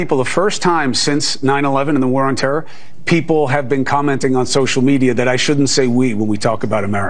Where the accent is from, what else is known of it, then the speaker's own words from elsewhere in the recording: United States; I am an American